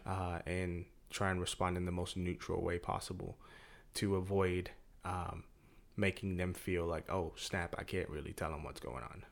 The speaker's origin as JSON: {"language": "English", "region": "England", "country": "United Kingdom", "moved": "yes", "said": "I'm from England. We're naturally a little bit more stoic"}